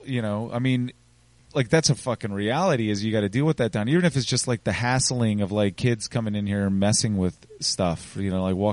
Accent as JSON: {"language": "English", "town": "Richmond", "region": "Virginia", "country": "United States", "tie": "born or raised there", "also_born_or_lived": "Minnesota", "said": "I grew up in Churchill. I could walk down here."}